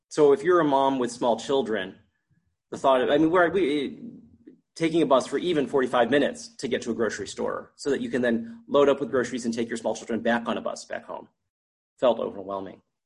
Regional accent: United States; moved away as an adult; also born or lived in New York; now in Canada; as an American, a minority at that point

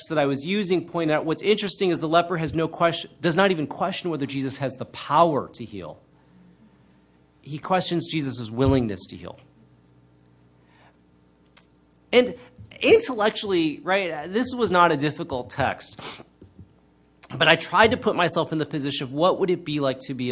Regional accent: United States; I'm Chinese American

